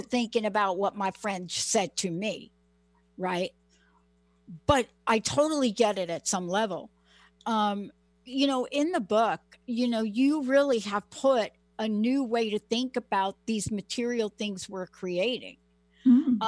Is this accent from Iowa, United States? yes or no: no; New York City, New York, United States; moved away; also born or lived in Washington State / California; I'm a girl from the Bronx